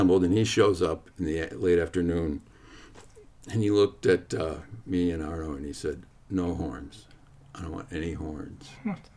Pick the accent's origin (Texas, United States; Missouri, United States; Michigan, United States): Michigan, United States; Detroit; moved away; also born or lived in Boston / New York; I'm originally from Detroit